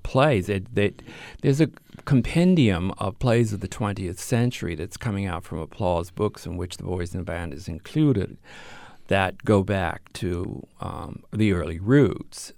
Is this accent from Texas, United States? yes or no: no; Mississippi, United States; moved away; We're both from Mississippi